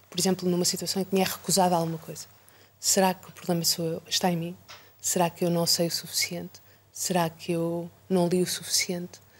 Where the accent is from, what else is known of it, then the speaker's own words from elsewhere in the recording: Lisbon, Portugal; also born or lived in Luanda, Angola; nasci em Luanda, vim para Lisboa um, eh, muito pequenina, teria três anos mais ou menos. Eh, sempre vivi cá.